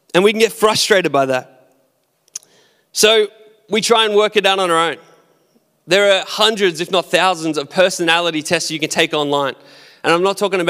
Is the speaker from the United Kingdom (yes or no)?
no; Australia; I'm Australian, so I've got to be an Aussie